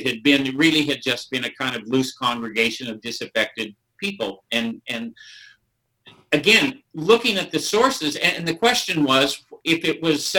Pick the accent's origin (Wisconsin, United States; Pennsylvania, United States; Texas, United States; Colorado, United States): Colorado, United States; Southern; also born or lived in Los Angeles, California; I was born in Los Angeles. I grew up in Southern Colorado.